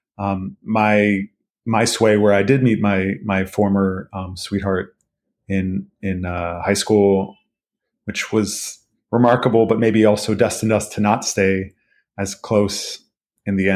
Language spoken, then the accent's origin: English; Santa Monica, California, United States; I grew up in Santa Monica